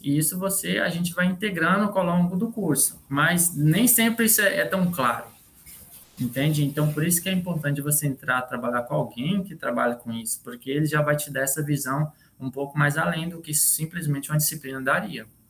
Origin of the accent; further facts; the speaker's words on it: Tesouro, Mato Grosso, Brazil; now in Rondonópolis, Brazil; Eu, sou... eu, vim de Tesouro, Mato Grosso